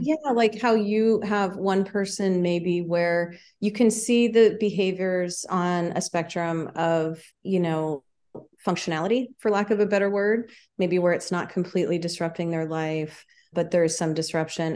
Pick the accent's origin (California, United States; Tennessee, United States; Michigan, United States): California, United States; Palo Alto; now in Santa Barbara, United States; I was born in Palo Alto.